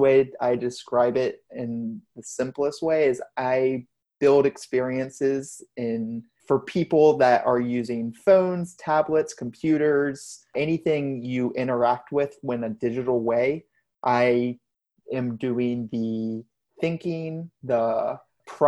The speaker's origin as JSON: {"language": "English", "town": "Richmond", "region": "Virginia", "country": "United States", "tie": "born or raised there", "lives_now": "Alexandria, United States", "said": "I'm originally from Richmond, Virginia"}